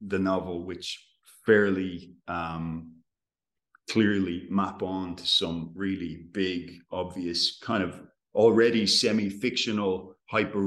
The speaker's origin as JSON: {"language": "English", "country": "Ireland", "said": "As an Irishman"}